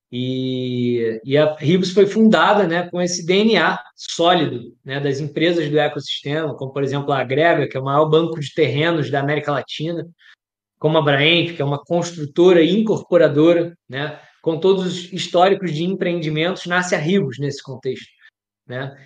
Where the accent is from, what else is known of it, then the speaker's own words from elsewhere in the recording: Rio de Janeiro, Brazil; eu sou natural do Rio de Janeiro